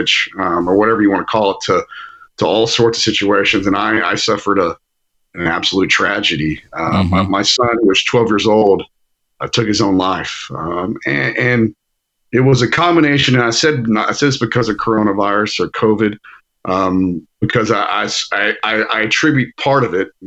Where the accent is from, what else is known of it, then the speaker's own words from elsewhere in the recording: Aledo, Texas, United States; We're from Aledo originally